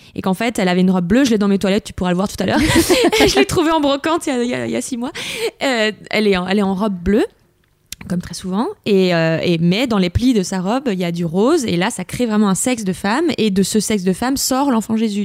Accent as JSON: {"language": "French", "town": "Lyon", "region": "Auvergne-Rhône-Alpes", "country": "France", "tie": "born or raised there", "said": "j'ai grandi dans, j'étais à Lyon, mais dans la entre guillemets campagne mm. bourgeoise lyonnaise"}